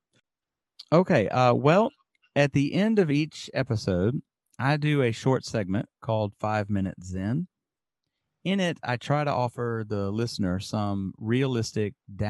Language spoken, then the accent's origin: English; Birmingham, Alabama, United States; moved away as an adult; also born or lived in New York City / Tokyo / Syracuse; now in Yamaguchi, Japan; I'm originally from Birmingham, Alabama